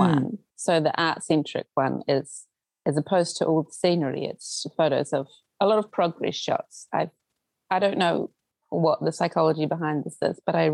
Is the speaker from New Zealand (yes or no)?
yes; New Zealand; born or raised there; also born or lived in Auckland / Tauranga